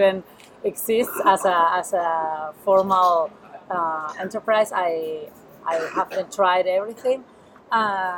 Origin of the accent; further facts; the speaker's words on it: Buenos Aires, Argentina; English is a second language; moved away as an adult; now in Barcelona, Spain; I'm from Buenos Aires in Argentina, South America. I'm living in Barcelona since a year ago.